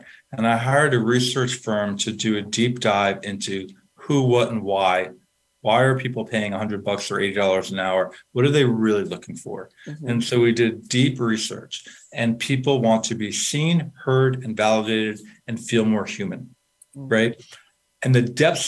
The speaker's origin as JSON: {"language": "English", "region": "New York", "country": "United States", "said": "I'm a from New York"}